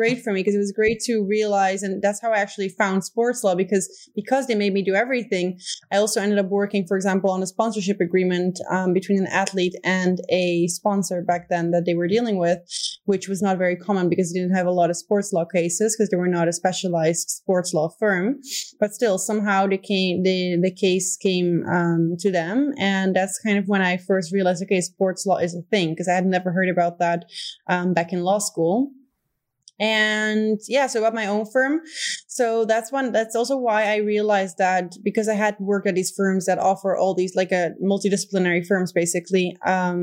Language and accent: English; Netherlands; first language Dutch; English is a second language; moved away as an adult; also born or lived in Rio de Janeiro, Brazil; now in Spain; Dutch is my native language.